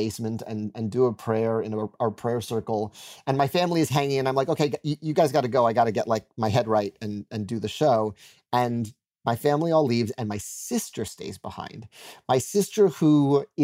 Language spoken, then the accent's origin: English; New York City, New York, United States; I'm a New Yorker